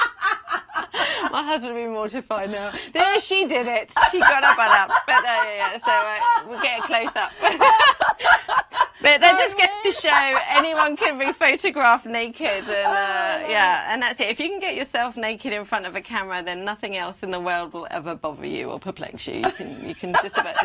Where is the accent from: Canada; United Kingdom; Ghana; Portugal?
United Kingdom; now in United States; being a Brit in America, I get away with that now. The accent, it makes me sound official